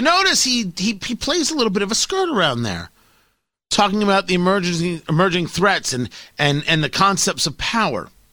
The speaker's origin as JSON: {"language": "English", "country": "United States"}